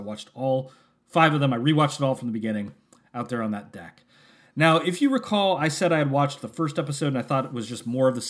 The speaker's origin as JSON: {"language": "English", "town": "San Francisco", "region": "California", "country": "United States", "tie": "born or raised there", "said": "But I was born in San Francisco, so I kind of feel myself, I feel that I am a mist creature at heart."}